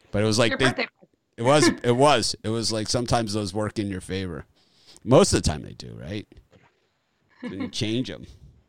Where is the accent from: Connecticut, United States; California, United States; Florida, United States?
Florida, United States; Miami; You know, growing up in Miami